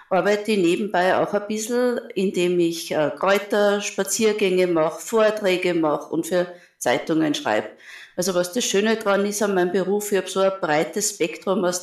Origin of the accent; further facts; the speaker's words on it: Linz, Upper Austria, Austria; born there; also born or lived in Vienna; Also ich bin Apothekerin, ich bin in Linz geboren, habe in Wien dann Pharmazie studiert und arbeite jetzt mehr, seit mehr als einem Vierteljahrhundert in Linz in einer öffentlichen Apotheke.